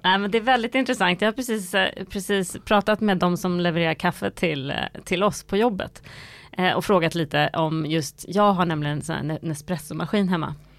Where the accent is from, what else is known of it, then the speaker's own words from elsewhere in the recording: Sweden; vi svenskar